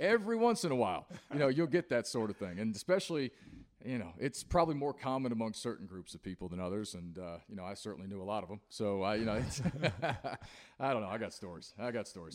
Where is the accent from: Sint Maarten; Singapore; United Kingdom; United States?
United States; Appalachia; as an Appalachian man myself